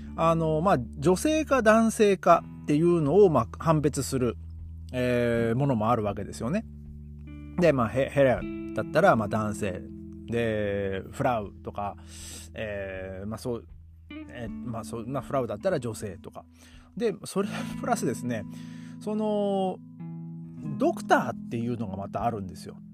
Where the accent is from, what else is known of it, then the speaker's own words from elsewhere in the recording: Japan; now in Germany; 僕ね、日本人